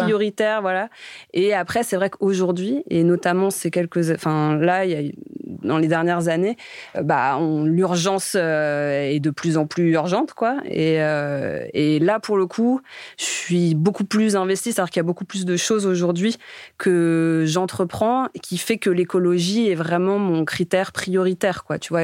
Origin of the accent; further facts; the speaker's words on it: Romainville, Île-de-France, France; moved away as an adult; also born or lived in Noisy-le-Sec / Paris / Nantes; j'ai grandi dans le quatre-vingt-treize à Romainville, né à Noisy-le-Sec, euh, juste à côté